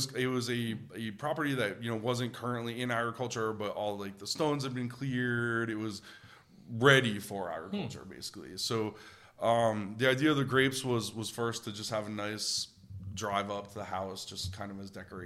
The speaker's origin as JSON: {"language": "English", "region": "Connecticut", "country": "United States", "tie": "born or raised there", "also_born_or_lived": "Rhode Island / Chandler, Arizona", "moved": "as an adult", "lives_now": "Arizona, United States", "said": "So I was born in Connecticut. I went to college in Rhode Island. Shortly after college, I moved to Arizona. When I first got here, I lived in Chandler."}